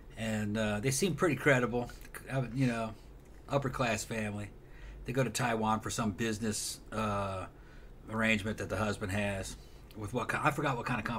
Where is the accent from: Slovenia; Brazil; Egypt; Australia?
Brazil; now in Orlando, United States; I grew up partially in Brazil